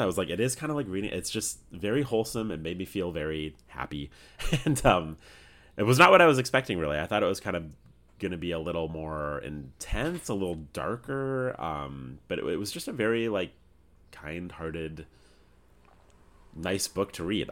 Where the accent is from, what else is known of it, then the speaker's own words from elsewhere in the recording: Canada; being Canadian